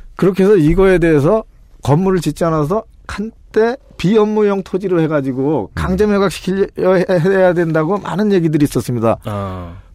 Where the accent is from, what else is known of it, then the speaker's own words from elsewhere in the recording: Paju, Gyeonggi Province, South Korea; 제 고향이 이제 파주니까